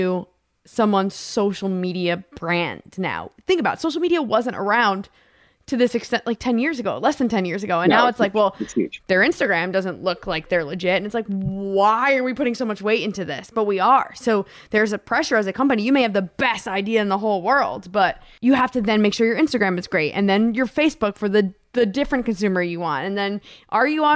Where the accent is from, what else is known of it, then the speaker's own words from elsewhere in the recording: East Coast, United States; I grew up on the East Coast